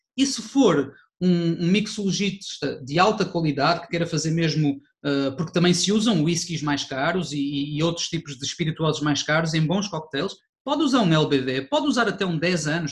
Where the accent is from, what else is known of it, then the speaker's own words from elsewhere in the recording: Porto, Norte, Portugal; eu sou do Porto